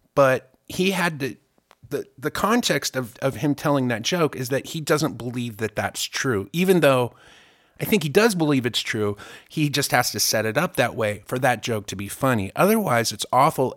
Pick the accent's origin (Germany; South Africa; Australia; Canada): Germany; now in United States; I grew up in Germany